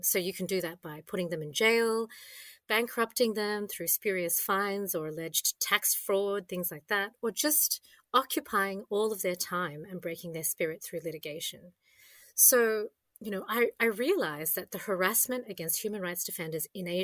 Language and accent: English; Australia; I enjoyed as an Aussie